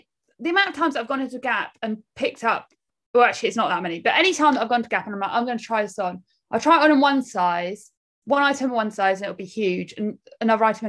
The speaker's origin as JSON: {"language": "English", "town": "Canterbury", "region": "South East England", "country": "United Kingdom", "tie": "born or raised there", "said": "I grew up in Canterbury"}